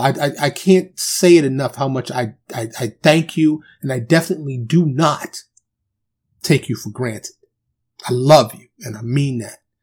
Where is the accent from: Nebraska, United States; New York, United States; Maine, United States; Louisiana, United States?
New York, United States; New York City; I'm from Harlem, the South Bronx